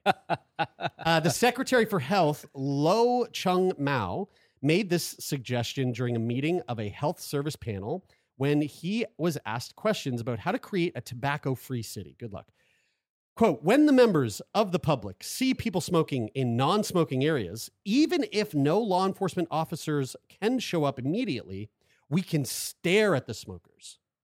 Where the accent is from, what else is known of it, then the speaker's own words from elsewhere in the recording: Nova Scotia, Canada; we're from Nova Scotia.